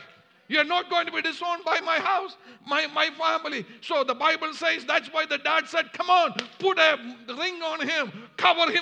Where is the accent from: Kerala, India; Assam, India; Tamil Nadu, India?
Kerala, India; moved away; I'm from India, and we are called the Syrian Christians in India.